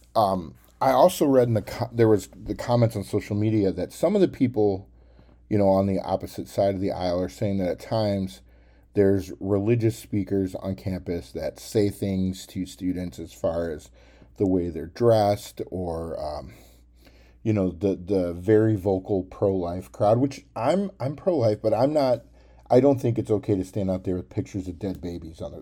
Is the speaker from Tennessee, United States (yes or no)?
yes; Cookeville, Tennessee, United States; I actually went to Tennessee Tech University. That's kind of my hometown